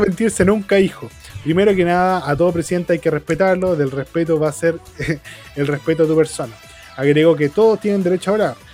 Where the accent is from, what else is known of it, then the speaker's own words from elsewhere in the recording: Chile; yo como chileno